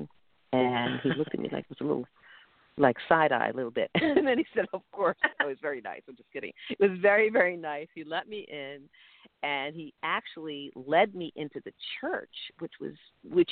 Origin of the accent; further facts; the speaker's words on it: New York City, New York, United States; now in New Jersey, United States; I grew up in Brooklyn. I love Brooklyn.